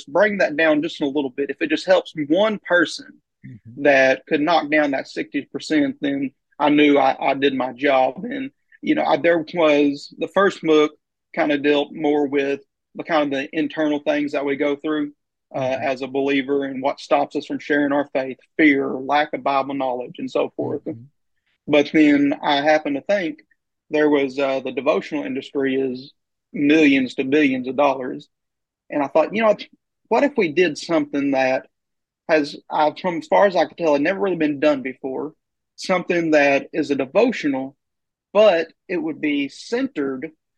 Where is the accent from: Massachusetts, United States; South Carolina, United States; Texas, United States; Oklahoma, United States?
Oklahoma, United States; also born or lived in Ardmore, Oklahoma / Long Grove, Oklahoma; I grew up in Oklahoma. I grew up in a town called Ardmore and Long Grove